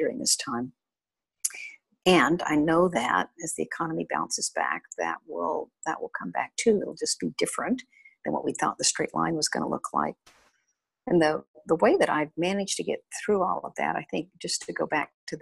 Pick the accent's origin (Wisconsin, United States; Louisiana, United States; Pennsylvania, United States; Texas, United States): Texas, United States; West; I grew up in West Texas in oil fields